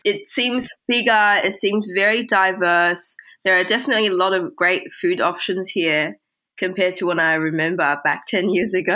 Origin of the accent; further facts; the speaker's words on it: Sydney, New South Wales, Australia; English is a second language; also born or lived in Beijing, China / London, United Kingdom; moving from Beijing to Sydney, uh, which is where I spent the rest of my time during my childhood